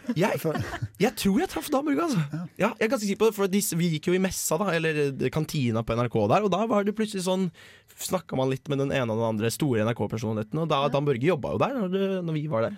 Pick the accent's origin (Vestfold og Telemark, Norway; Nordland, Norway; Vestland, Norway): Vestfold og Telemark, Norway; Bø; der jeg kommer fra, Bø i Telemark